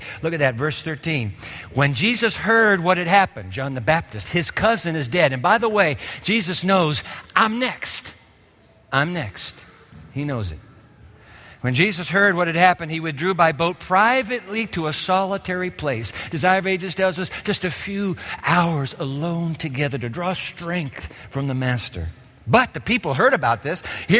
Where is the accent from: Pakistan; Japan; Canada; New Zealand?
Japan; As a boy, you know, growing up in Japan, I was fascinated with the fish markets because Japan is a sea-bound nation